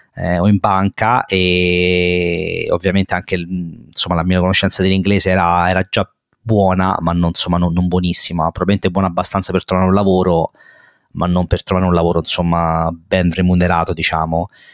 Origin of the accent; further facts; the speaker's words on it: Rome, Lazio, Italy; moved away as an adult; now in London, United Kingdom; Vengo da, da, Roma, come si può sentire penso da, dall'accento. E sono nato e vissuto a Roma e sono stato a Roma fino a 30 anni